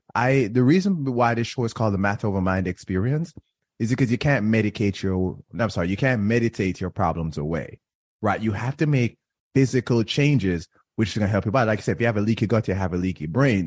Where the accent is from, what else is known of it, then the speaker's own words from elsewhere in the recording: Jamaica; now in Florida, United States; I grew up in Jamaica